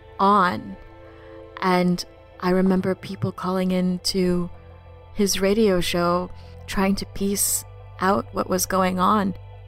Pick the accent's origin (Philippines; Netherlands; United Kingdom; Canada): Philippines; now in New Orleans, United States; I came to New Orleans in 2001 with my two parents. We're immigrants from the Philippines.